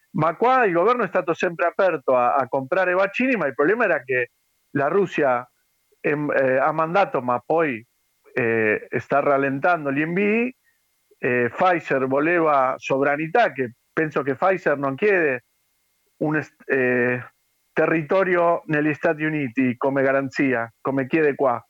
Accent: Argentina; Italian is a second language; also born or lived in Padua, Italy; quelli argentini, ma che siamo vissuti a Padova

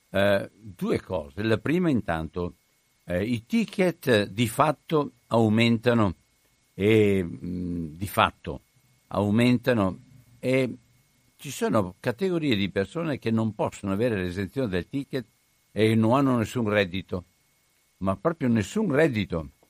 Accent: Cittadella, Veneto, Italy; Cioè, sono di Cittadella, non vado a farmi le analisi a Padova.

